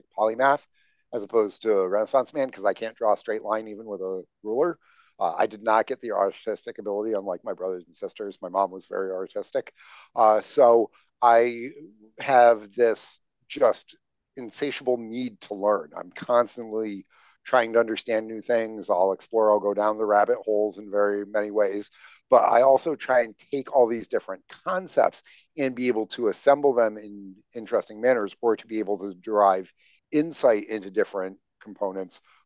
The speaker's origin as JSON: {"language": "English", "region": "upstate New York", "country": "United States", "tie": "born or raised there", "said": "Grew up in farm country in upstate New York"}